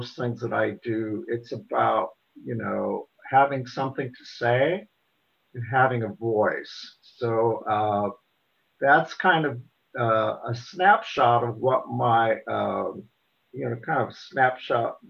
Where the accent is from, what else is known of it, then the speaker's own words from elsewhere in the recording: Portland, Indiana, United States; I grew up in Portland, Indiana.